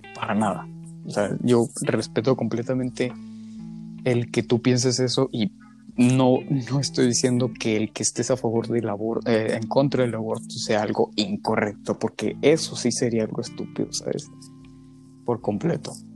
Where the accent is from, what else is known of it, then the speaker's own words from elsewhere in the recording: Mexico; en mi caso particular como mexicano